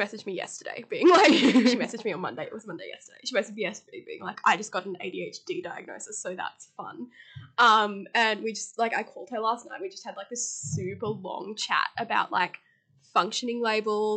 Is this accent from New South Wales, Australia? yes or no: yes; Blue Mountains, New South Wales, Australia; moved away; I am originally from the Blue Mountains in New South Wales.